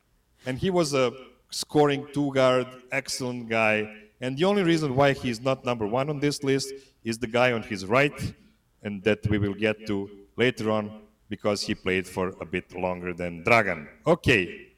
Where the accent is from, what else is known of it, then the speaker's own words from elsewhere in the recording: Serbia; born there; English is a second language; So this guy is not from Serbia, but since I was born in Yugoslavia, I want to honor a guy that won the most medal in history of Yugoslavia